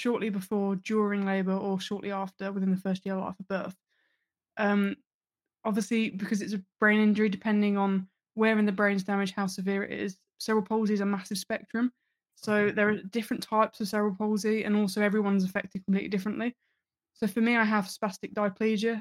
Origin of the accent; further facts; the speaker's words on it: Birmingham, West Midlands, United Kingdom; also born or lived in Nottingham; we moved around a lot because my dad was in the army. But we settled in Birmingham when I was about 7.